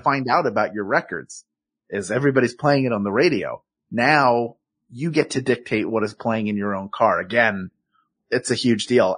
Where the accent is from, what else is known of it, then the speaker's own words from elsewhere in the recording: Philadelphia, Pennsylvania, United States; accent: Philadelphia; my Philadelphia accent